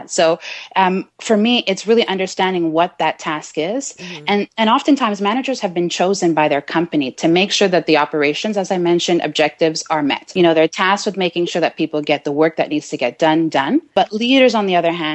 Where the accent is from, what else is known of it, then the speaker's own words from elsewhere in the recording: Canada; also born or lived in Jamaica / Trinidad; So I live in Montreal, Canada. Uh-huh. So I'm a Canadian girl. And I represent for the island of Jamaica. And I also have heritage in Trinidad.